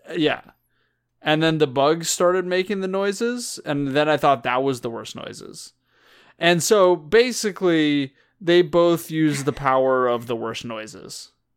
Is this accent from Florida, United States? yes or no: no; California, United States; we're all raised Californian here